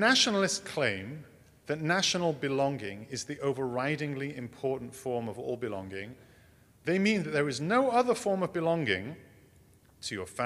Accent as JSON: {"language": "English", "region": "England", "country": "United Kingdom", "tie": "born or raised there", "moved": "as an adult", "lives_now": "United States", "said": "I grew up in England. That will probably come as a surprise to you. This accent, I came by it honestly"}